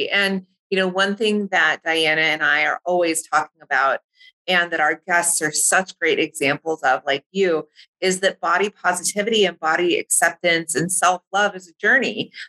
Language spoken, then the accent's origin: English; California, United States; moved away as an adult; now in Hawaii, United States; I grew up in California